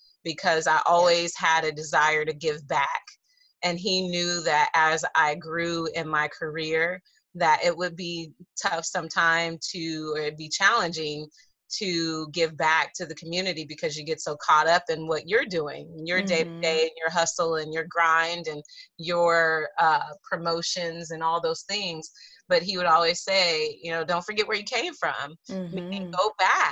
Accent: Las Vegas, Nevada, United States; now in Tallahassee, United States; Las Vegas is my home.

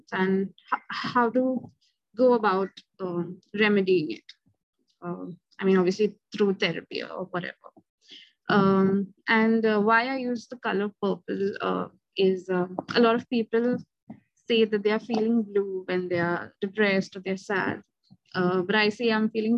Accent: India; I'm from India

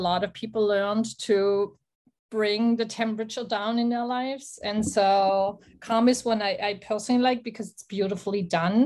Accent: Black Forest, Baden-Württemberg, Germany; I'm originally from the Black Forest

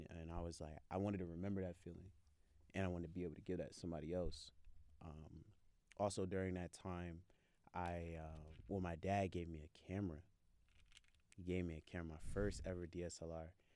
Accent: Virginia, United States; I'm from the 7-5

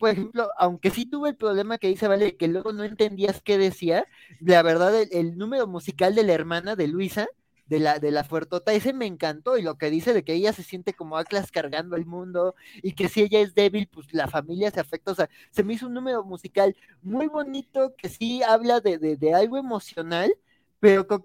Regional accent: Mexico; a mí también como, como mexicano me resonó

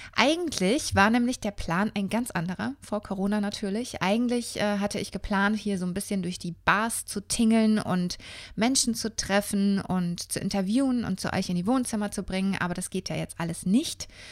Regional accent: Würzburg, Bavaria, Germany; moved away as an adult; also born or lived in Berlin; ich bin ja in Würzburg aufgewachsen

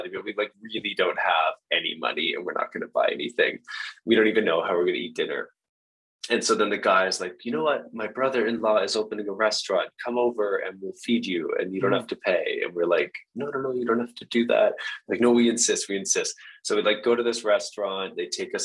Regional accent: Canada; I was from Canada

